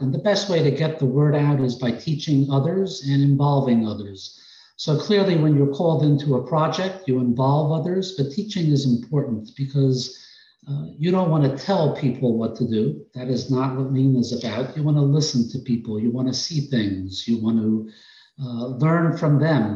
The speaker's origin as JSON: {"language": "English", "region": "New York", "country": "United States", "accent": "New York", "moved": "as an adult", "said": "Originally, I came down here from New York. You may be able to detect it in my accent"}